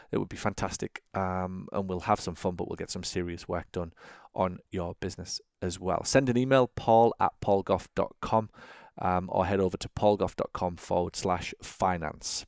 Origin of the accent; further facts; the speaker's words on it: England, United Kingdom; now in United States; as a sort of eight, nine, ten eleven-year-old, if you like, growing up in England, and now in the U S